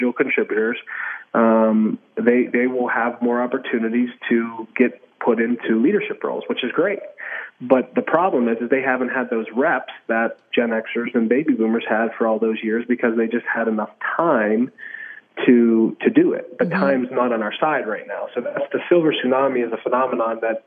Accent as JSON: {"language": "English", "town": "Pittsburgh", "region": "Pennsylvania", "country": "United States", "tie": "born or raised there", "moved": "as an adult", "lives_now": "Kansas City, United States"}